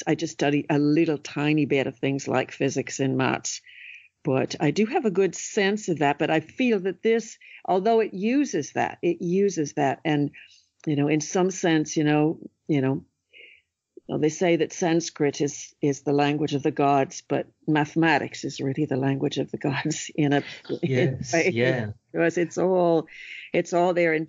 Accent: California, United States; now in Ireland; I grew up in California where, you know, you spend a lot of time sleeping outside as a child

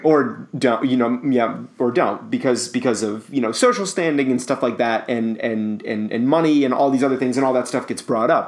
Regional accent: United States

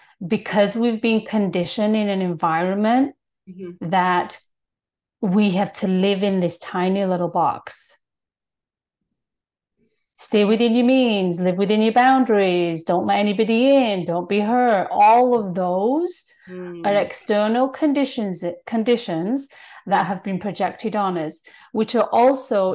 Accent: United Kingdom; now in Toronto, Canada; I'm born and raised in Britain.

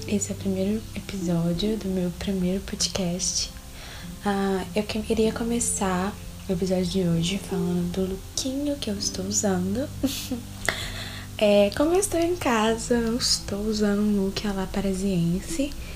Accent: Belo Horizonte, Minas Gerais, Brazil; sou de Belo Horizonte

